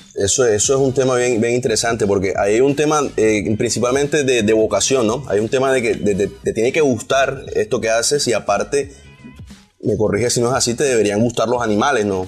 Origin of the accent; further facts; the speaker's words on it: Barranquilla, Atlántico, Colombia; accent: costeño, barranquillero; Yo normalmente modulo un poquito mi acento costeño, barranquillero en mis videos.